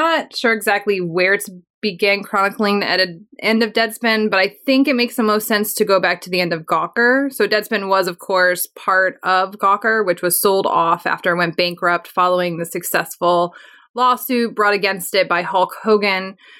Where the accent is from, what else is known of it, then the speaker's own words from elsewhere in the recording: Texas, United States; I know as a Texan